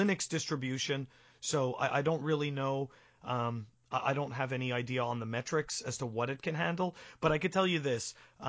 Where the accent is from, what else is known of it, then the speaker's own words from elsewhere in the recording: Canada; now in United States; I'm a Canadian citizen living in the U.S.